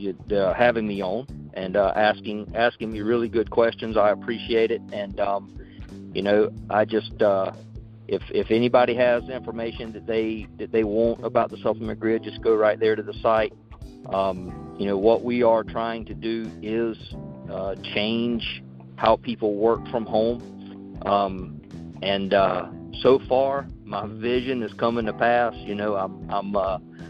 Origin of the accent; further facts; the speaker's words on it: South Carolina, United States; accent: Southern twang; I'm from South Carolina, and you know, so I got that Southern twang going for me.